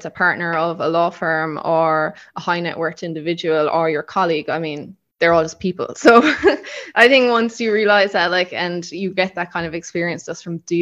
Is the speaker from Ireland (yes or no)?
yes; Killarney, County Kerry, Ireland; moved away as an adult; also born or lived in Cayman Islands; now in Marbella, Spain; I'm from Kerry originally, from Killarney.